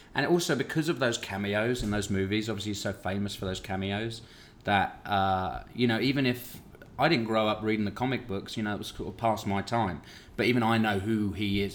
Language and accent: English; United Kingdom; I come from Britain